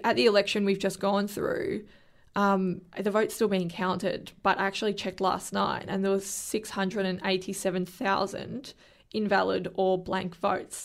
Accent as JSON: {"language": "English", "region": "Victoria", "country": "Australia", "said": "I'm from Victoria"}